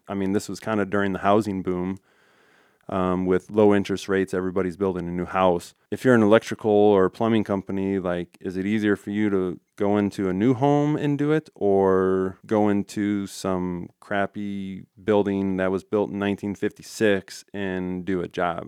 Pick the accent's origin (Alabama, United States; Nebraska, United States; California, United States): Nebraska, United States; Ralston; I, I grew up in Ralston, and Ralston's a tight